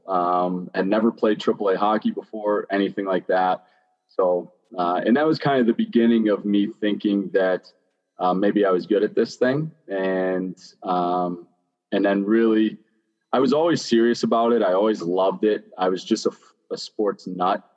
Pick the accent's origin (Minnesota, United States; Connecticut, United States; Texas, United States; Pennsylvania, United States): Pennsylvania, United States; Pittsburgh; moved away; I grew up in Greenfield, which is a small kind of inner city type of town in, in Pittsburgh